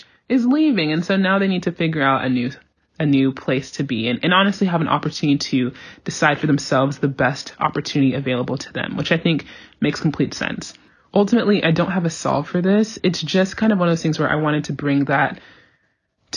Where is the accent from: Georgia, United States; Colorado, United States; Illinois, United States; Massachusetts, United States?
Georgia, United States; I'm from Georgia